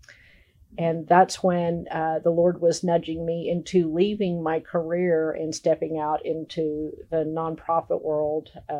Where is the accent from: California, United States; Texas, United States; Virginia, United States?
Texas, United States; Dallas; now in Arkansas, United States; I'm originally from Dallas, and shortly after I moved to Arkansas